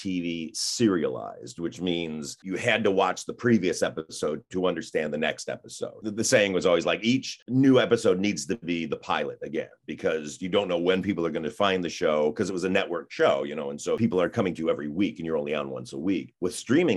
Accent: Mount Clemens, Michigan, United States; I grew up in Michigan, in Mount Clemens, Michigan, which was a small town.

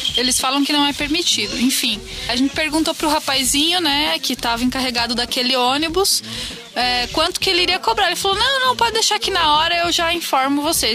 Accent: Brazil; a gente é do Brasil

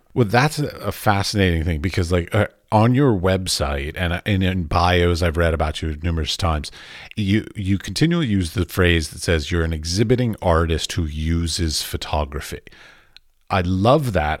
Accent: Washington, District of Columbia, United States; moved away as an adult; now in Europe; I grew up in Washington, D C

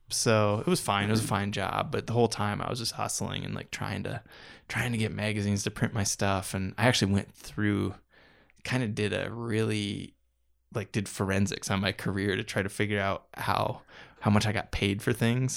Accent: Iowa, United States; moved away; also born or lived in Denver, Colorado; the small town Iowa newspapers that I grew up

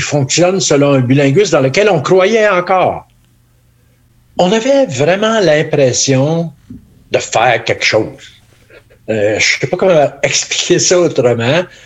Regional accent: Northern Ontario, Canada; en Ontario français, ici, depuis moi je viens du Nord

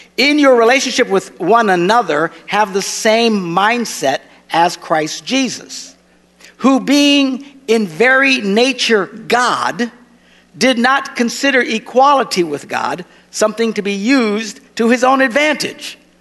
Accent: United States; I'm an American

